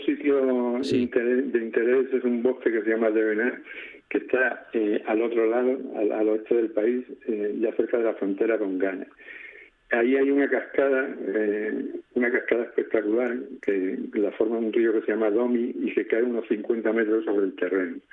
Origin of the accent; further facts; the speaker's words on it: Extremadura, Spain; also born or lived in Madrid / Alcalá de Henares; now in Murcia, Spain; Vivo en Murcia desde hace unos 10 años, aunque soy extremeño